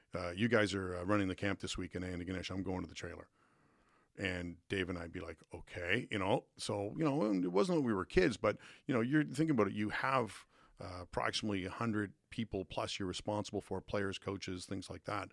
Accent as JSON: {"language": "English", "town": "Dartmouth", "region": "Nova Scotia", "country": "Canada", "tie": "born or raised there", "said": "I grew up in Woodlawn and Dartmouth"}